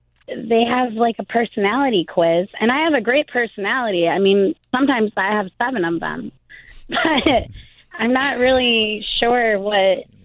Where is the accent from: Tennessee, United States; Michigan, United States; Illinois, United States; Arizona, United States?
Michigan, United States; moved away; I just came back down from Michigan, my hometown.